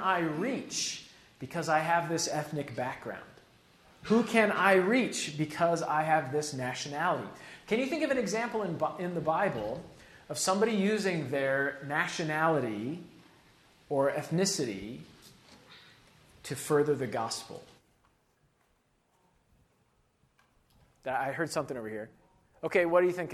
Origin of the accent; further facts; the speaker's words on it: United States; as an American of Western European descent